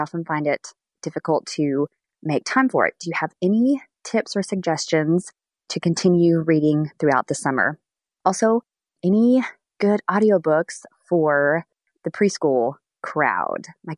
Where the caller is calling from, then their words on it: Newburgh, Indiana, United States; I am from Newburgh, Indiana.